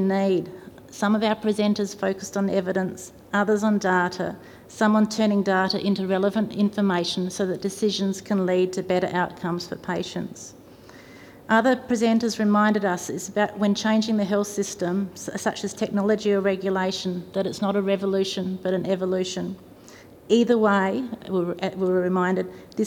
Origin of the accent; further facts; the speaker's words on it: South Australia, Australia; I'm from South Australia and I'm the daughter of a nurse